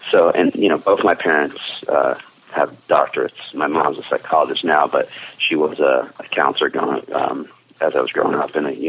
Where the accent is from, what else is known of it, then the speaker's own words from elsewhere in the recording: Marsh Plains, New Jersey, United States; I just never left. I mean, and Mar- you know, Morris Plains, New Jersey, a small little town, you know, in North Jersey. We're about 45 minutes to an hour from Manhattan.